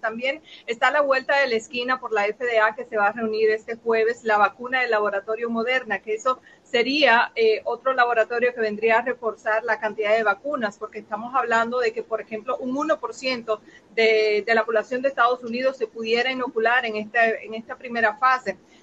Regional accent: Dominican Republic; nosotros como República Dominicana

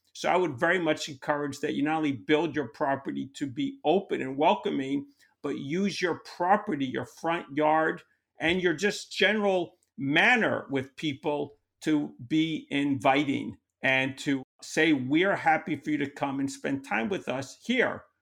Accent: New York, United States; I'm from New York

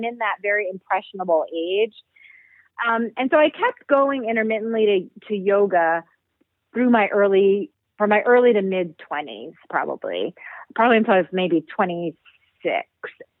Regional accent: New York City, New York, United States; I grew up in New York City, and one of our classes was movement.

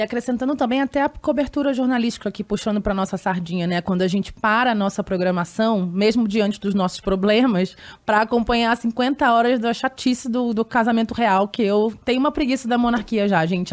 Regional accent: Rio de Janeiro, Brazil; eu sou do Rio também

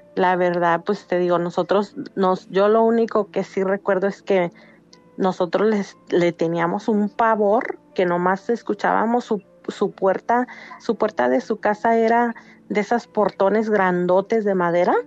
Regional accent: Valparaíso, Zacatecas, Mexico; now in Los Angeles, United States; Soy de Zacatecas, pero radico en Los Ángeles.

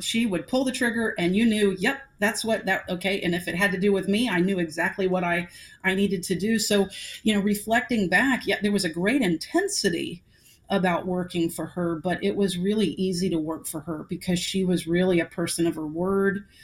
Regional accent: Atlanta, Georgia, United States; I, I, grew up in Atlanta right it's my hometown

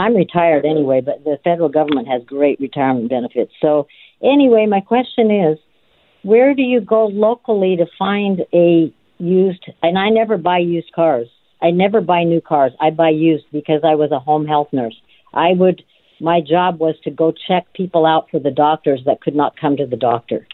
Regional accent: Nevada, United States; now in California, United States; I'm a Native American and I am from Nevada

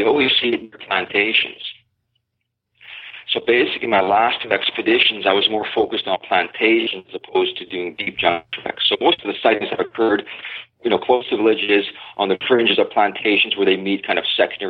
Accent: Pacific Northwest, United States; Well, the thing is, I'm from the Pacific Northwest, so my interpretation of remote is a little bit different.

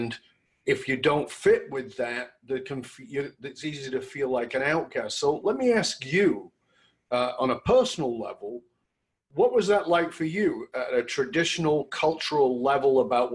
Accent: Australia; moved away; I came from Australia.

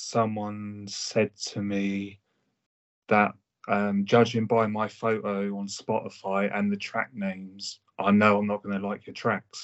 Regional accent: Hampshire, South East England, United Kingdom; I'm from the UK. Hampshire.

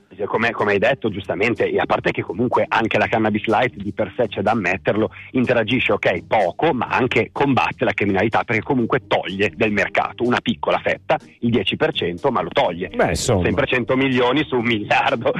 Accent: Milan, Lombardy, Italy; io sono di Milano

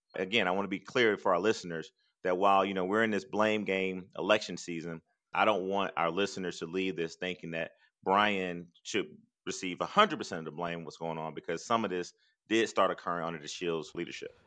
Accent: Athens, Georgia, United States; growing up in Athens and growing up poor

